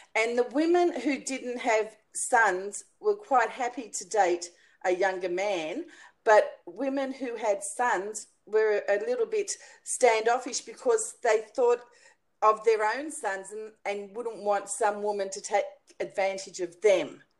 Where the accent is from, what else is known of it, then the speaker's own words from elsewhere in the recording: Australia; in Australia, we pronounce it pergola